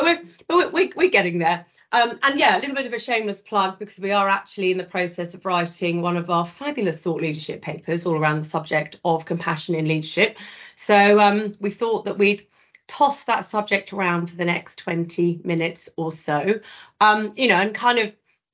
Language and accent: English; the south of England, United Kingdom; not being from the north, I am a Southerner through and through